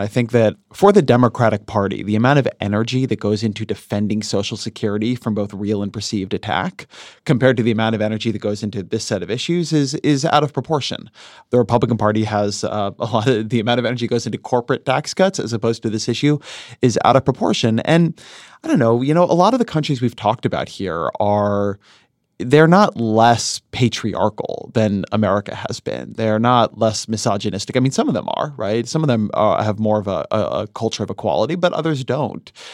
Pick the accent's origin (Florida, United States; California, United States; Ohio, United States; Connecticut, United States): California, United States; Southern; grew up in Southern California in, in the era when LA was really polluted